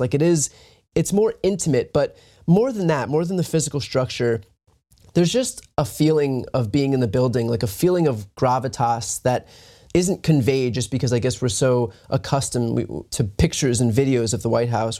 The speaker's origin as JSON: {"language": "English", "region": "East Coast", "country": "United States", "said": "I'm from the East Coast"}